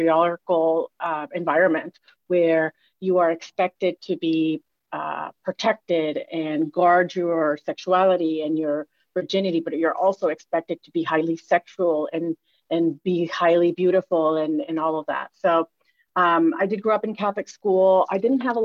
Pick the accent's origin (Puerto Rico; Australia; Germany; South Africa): Puerto Rico; moved away; also born or lived in United States; I grew up in Puerto Rico, the daughter of Dominican immigrants.